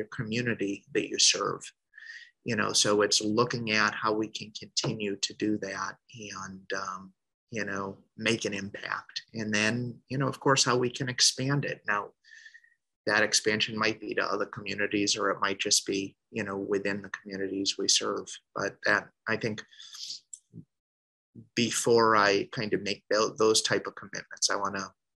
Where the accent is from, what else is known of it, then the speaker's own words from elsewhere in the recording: Boston, Massachusetts, United States; I was born in Boston, or suburbs of Boston